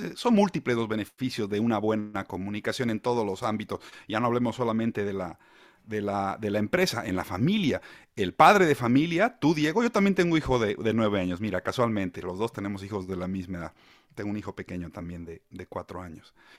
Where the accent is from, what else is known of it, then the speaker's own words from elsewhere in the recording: Bolivia; moved away as an adult; now in Spain; Bolivia, que es de donde yo vengo